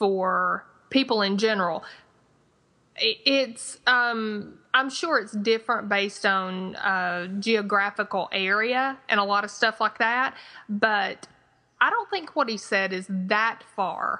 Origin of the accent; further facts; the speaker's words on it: the South, United States; accent: twangy Southern; my twangy Southern accent